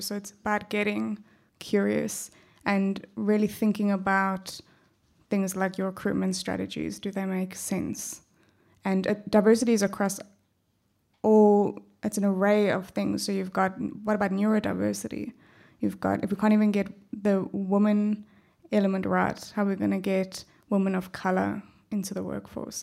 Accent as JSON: {"language": "English", "country": "South Africa", "also_born_or_lived": "Perth, Australia", "accent": "South African", "moved": "yes", "lives_now": "Australia"}